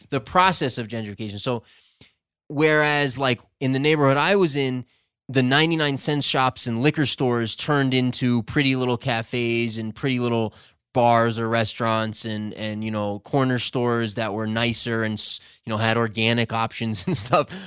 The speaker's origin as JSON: {"language": "English", "region": "Vermont", "country": "United States", "tie": "born or raised there", "also_born_or_lived": "New York / Ecuador", "moved": "yes", "lives_now": "Loja, Ecuador", "said": "I grew up in Vermont and lived in New York most of my life"}